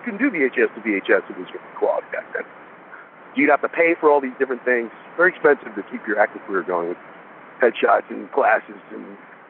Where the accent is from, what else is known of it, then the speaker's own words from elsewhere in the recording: California, United States; Growing up on the Sunset Strip and watching these bands all get signed to become huge stars